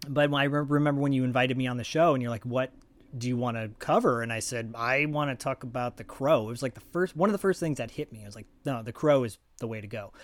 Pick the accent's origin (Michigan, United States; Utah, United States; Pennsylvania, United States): Michigan, United States; Detroit; moved away; also born or lived in Royal Oak, Michigan; I'm from Detroit too, originally.